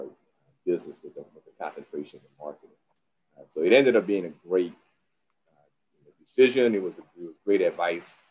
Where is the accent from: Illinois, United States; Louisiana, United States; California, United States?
Louisiana, United States; New Orleans; I'm from New Orleans. You know, my whole family's in New Orleans